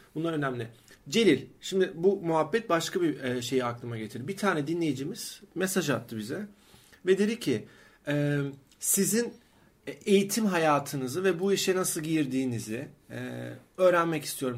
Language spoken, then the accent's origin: Turkish; Sakarya, Turkey; moved away as an adult; also born or lived in Istanbul; aslında Sakaryalıyım